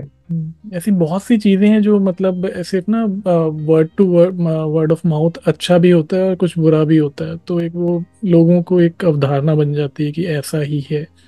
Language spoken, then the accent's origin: Hindi; Delhi, India; मैं मतलब दिल्ली में ही रहा हूँ पला बड़ा हूँ